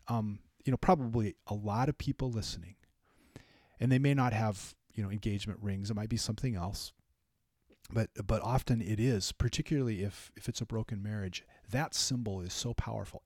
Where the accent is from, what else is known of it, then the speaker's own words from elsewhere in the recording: California, United States; moved away; also born or lived in Minnesota; I grew up in California. We didn't really have them.